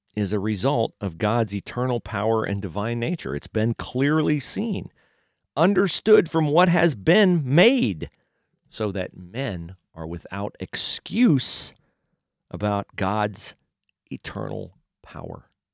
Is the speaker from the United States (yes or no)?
yes; United States; growing up in America